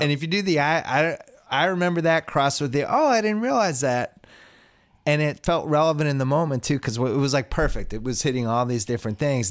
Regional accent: Boston, Massachusetts, United States; I grew up in Boston

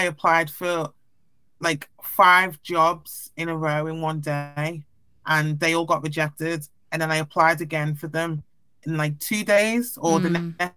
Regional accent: Liverpool, North West England, United Kingdom; I obviously had black friends, white friends growing up in Liverpool

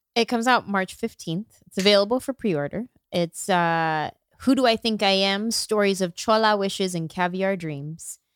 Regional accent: San Jose, California, United States; I grew up in San Jose, it's a huge Vietnamese population in San Jose

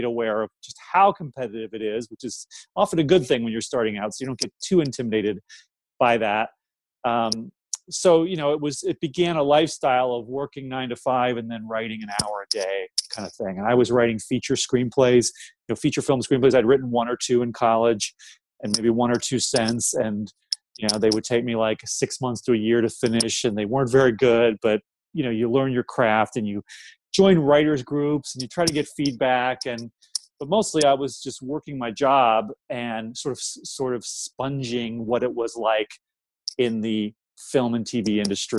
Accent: Ohio, United States; moved away as an adult; also born or lived in Los Angeles; I grew up in Ohio

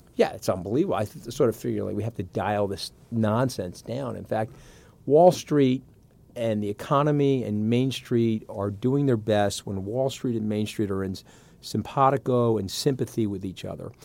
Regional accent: Long Island, New York, United States; also born or lived in Port Washington; I grew up on Long Island

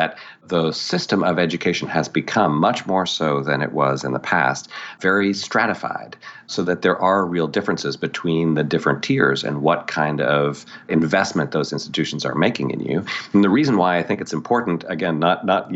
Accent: Toronto, Ontario, Canada; moved away as an adult; also born or lived in New York / Montreal; I grew up in Canada and Toronto

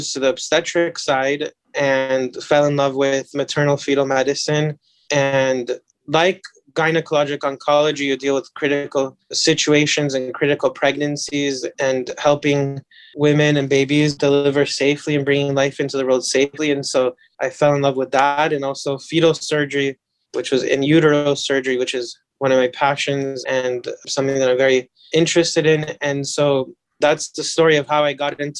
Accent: Los Angeles, California, United States; I was born and raised and grew up in Los Angeles and I haven't really ever left.

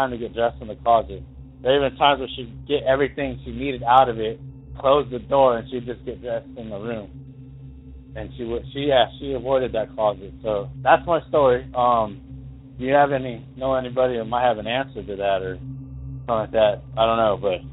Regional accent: Douglas, Wyoming, United States; now in Springfield, United States; I'm from Douglas, Wyoming, originally

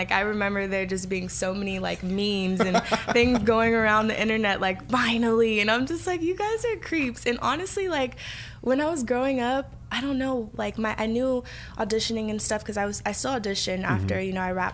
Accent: Los Angeles, California, United States; accent: Valley girl; now in San Fernando Valley, United States; I grew up over in Crenshaw

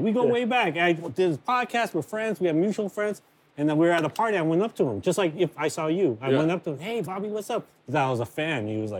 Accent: United States; I'm American through and through

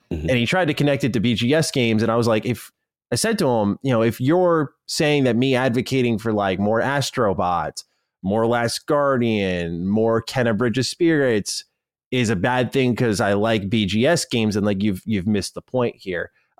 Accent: Australia; the rest of the world shockingly doesn't know I'm Australian

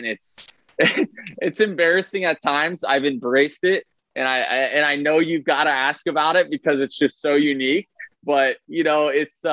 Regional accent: Tampa, Florida, United States; So, this is my hometown.

